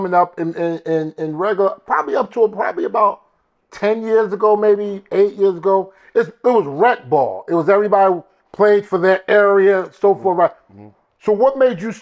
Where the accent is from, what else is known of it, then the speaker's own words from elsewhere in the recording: New York, United States; also born or lived in Maryland / Baltimore; now in Atlanta, United States; I moved here from up north, from Maryland. I grew up in New York